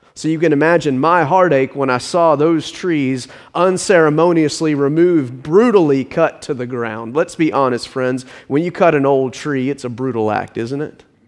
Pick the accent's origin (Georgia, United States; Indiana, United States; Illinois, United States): Georgia, United States; Richmond Hill; my hometown from a little hamlet on the coast into a modern suburb